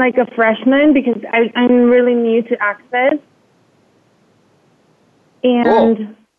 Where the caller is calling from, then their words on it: Spain; I'm calling from Spain.